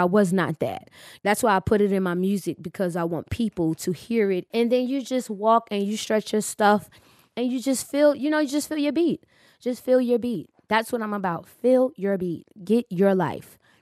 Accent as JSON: {"language": "English", "country": "United States", "said": "I'm from the States."}